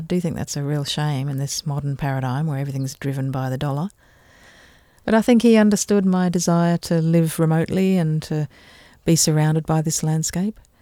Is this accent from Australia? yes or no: yes; Canberra, Australian Capital Territory, Australia; also born or lived in Adelaide, South Australia; now in Tasmania, Australia; I was born in Adelaide in South Australia and, um, we moved to Canberra